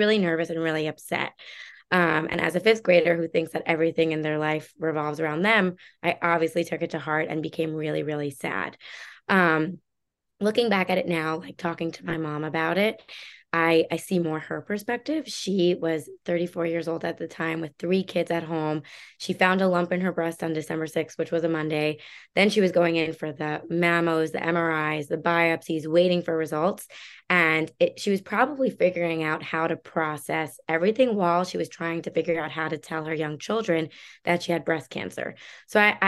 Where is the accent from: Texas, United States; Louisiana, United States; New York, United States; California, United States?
New York, United States; Long Island; moved away as an adult; also born or lived in Chicago; I grew up in Long Island in the suburbs of New York City with my parents